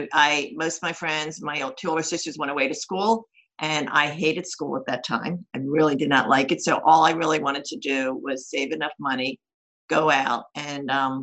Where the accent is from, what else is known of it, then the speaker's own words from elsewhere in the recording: Levittown, Pennsylvania, United States; also born or lived in Philadelphia; Well, physically, I was born in Philadelphia Hospital, but I grew up in Levittown, Pennsylvania. And I was pretty traditional, working class to middle class upbringing